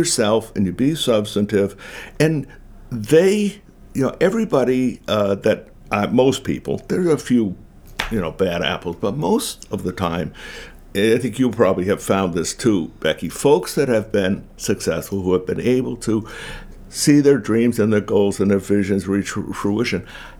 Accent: Maine, United States

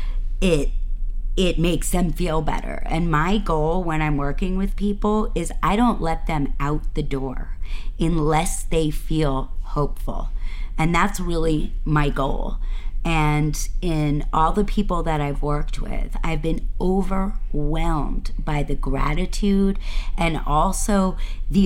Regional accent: Boston, Massachusetts, United States; moved away as an adult; now in Maine, United States; I grew up in Boston, and I came to Maine

